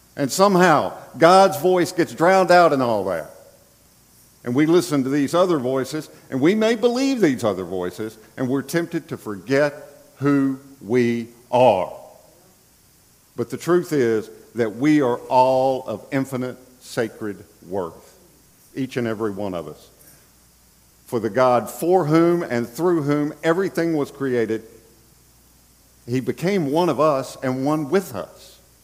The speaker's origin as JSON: {"language": "English", "town": "Bradenton", "region": "Florida", "country": "United States", "tie": "born or raised there", "said": "here in Bradenton, Florida, my hometown"}